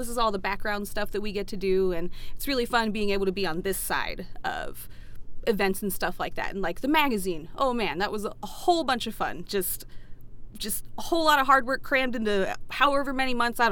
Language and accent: English; Atlanta, Georgia, United States; moved away as an adult; now in Minnesota, United States; I'm originally from Atlanta, Georgia, and I moved up here about maybe 6 years ago.